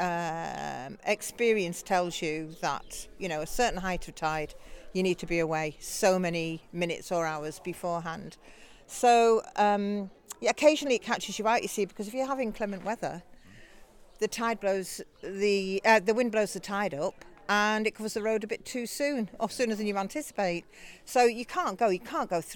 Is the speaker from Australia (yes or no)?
no; Liverpool, North West England, United Kingdom; moved away as an adult; now in Sunderland Point, United Kingdom; being born and brought up in Liverpool, on a street